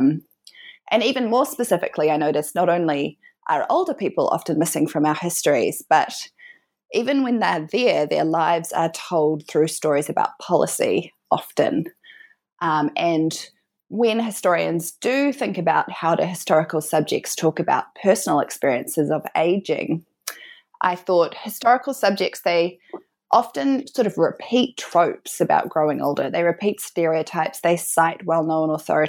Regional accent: New Zealand; moved away as an adult; also born or lived in Auckland, New Zealand; now in Melbourne, Australia; I'm from New Zealand

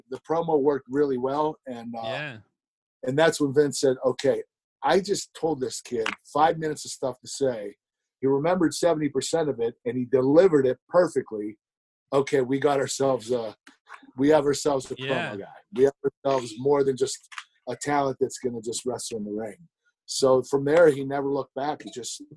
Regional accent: Pittsburgh, Pennsylvania, United States; do a preconditioned promo in Pittsburgh in my hometown

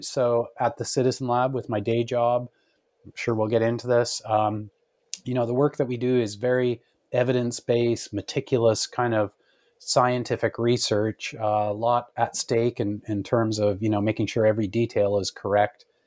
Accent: Canada; as a Canadian growing up

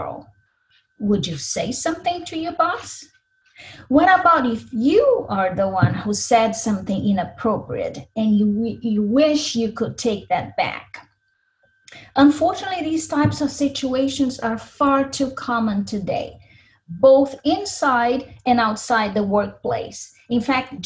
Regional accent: Brazil; English is a second language; now in Minnesota, United States; I was born in Brazil, but have been in the US for many years now.

